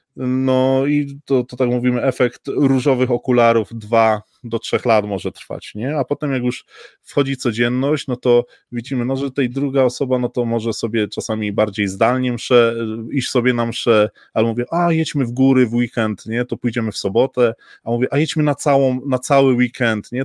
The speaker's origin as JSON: {"language": "Polish", "region": "Silesian Voivodeship", "country": "Poland", "said": "jestem tutaj ze Śląska"}